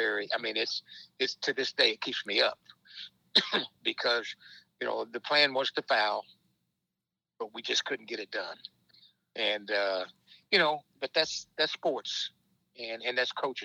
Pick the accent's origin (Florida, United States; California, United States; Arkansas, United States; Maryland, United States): Arkansas, United States; I'm an Arkansas guy, and I grew up in Arkansas